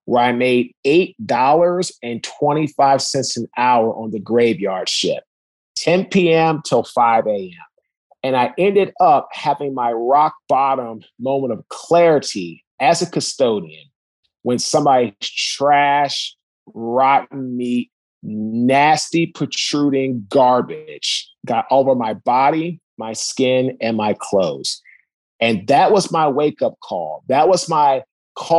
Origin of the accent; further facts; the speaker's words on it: Washington, District of Columbia, United States; I'm from Washington, D.C. originally, went to St. John's College High School